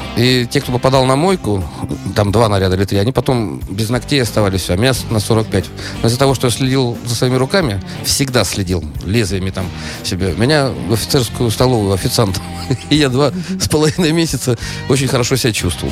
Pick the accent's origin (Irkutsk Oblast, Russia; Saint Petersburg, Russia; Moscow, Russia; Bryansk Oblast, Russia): Saint Petersburg, Russia; я из Питера